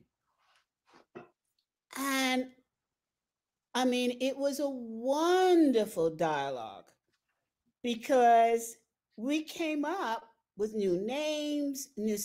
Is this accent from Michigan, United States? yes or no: no; New York, United States; now in Colorado, United States; I'm a New Yorker